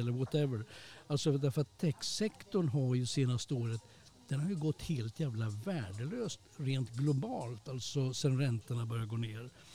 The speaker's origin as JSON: {"language": "Swedish", "country": "Sweden", "said": "som svensk"}